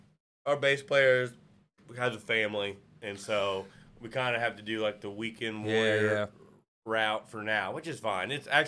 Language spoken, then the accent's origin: English; Rogers, Arkansas, United States; I'm from Rogers.